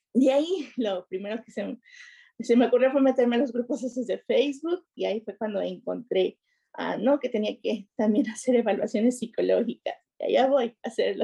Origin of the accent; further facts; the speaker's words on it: Nuevo Laredo, Tamaulipas, Mexico; moved away as an adult; also born or lived in Woodside, Queens, New York; now in New York, United States; yo tengo aquí viviendo en los Estados Unidos aproximadamente 15 años Ah, soy de Nuevo Laredo, Tamaulipas, México